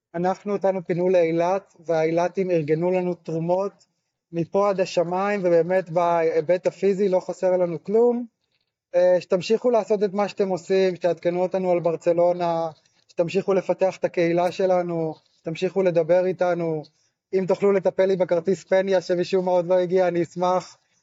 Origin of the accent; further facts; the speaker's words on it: Afek, Northern District, Israel; moved away as an adult; also born or lived in Mitzpe Ramon; now in Nir Yitzhak, Israel; אני יליד קיבוץ אפק שבצפון.